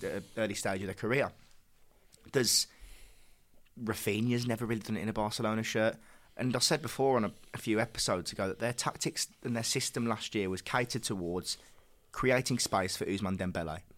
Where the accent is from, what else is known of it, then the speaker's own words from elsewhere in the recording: England, United Kingdom; as English lads ourselves